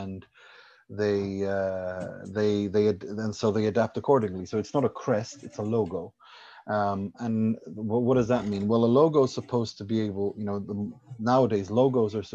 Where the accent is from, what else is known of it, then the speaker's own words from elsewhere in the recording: Sweden; moved away; also born or lived in Iran / Italy; I was born in Iran, raised in Sweden, lived in Italy, studied in Italy.